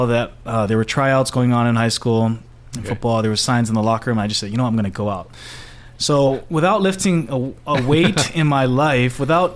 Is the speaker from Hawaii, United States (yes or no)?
yes; Honolulu, Hawaii, United States; Born and raised Honolulu